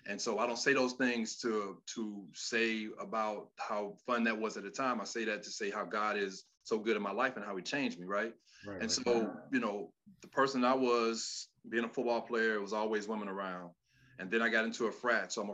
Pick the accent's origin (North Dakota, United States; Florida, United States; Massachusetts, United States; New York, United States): Florida, United States; Miami; moved away as an adult; also born or lived in West Lafayette, Indiana; now in Atlanta, United States; I am from Miami, Florida, and I've been here in Atlanta over years